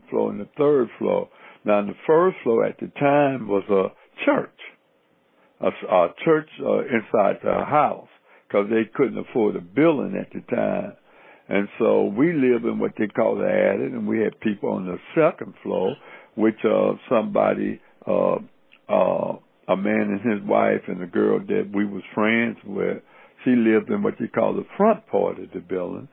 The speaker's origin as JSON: {"language": "English", "town": "Cincinnati", "region": "Ohio", "country": "United States", "tie": "born or raised there", "also_born_or_lived": "the American South"}